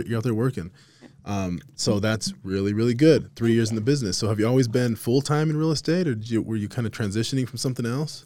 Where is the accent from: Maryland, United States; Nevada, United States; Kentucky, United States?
Nevada, United States; Las Vegas; now in Utah, United States; I'm from Vegas originally